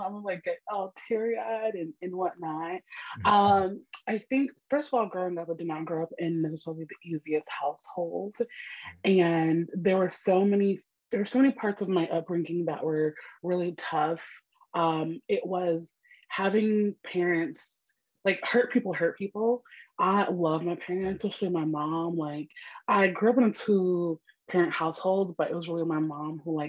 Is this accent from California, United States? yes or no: no; New York City, New York, United States; accent: New York; I'm born and raised in Brooklyn, New York.